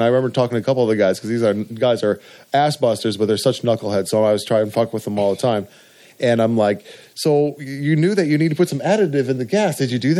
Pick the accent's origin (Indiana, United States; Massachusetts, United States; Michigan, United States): Michigan, United States; Kalamazoo; I'm a Michigan boy at heart.